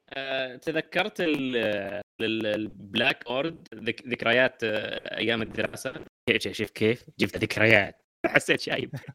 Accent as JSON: {"language": "Arabic", "country": "Saudi Arabia", "said": "عندنا في السعوديه"}